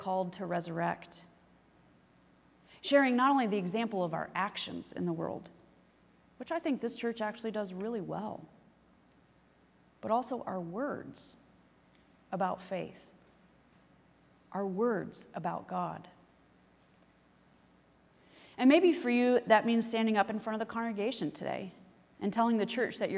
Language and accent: English; the Bible Belt, United States; growing up in the Bible Belt